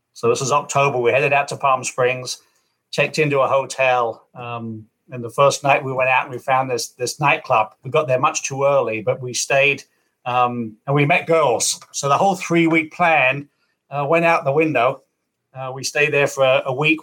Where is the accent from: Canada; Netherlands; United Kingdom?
United Kingdom; Kent, South East England; also born or lived in California / Arizona; now in Michigan, United States; I, I grew up in Kent, England, uh, moved out there in 1982